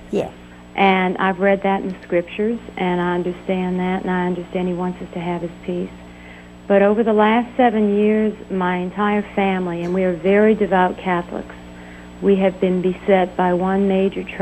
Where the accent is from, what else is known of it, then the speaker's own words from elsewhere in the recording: New Orleans, Louisiana, United States; I'm from New Orleans.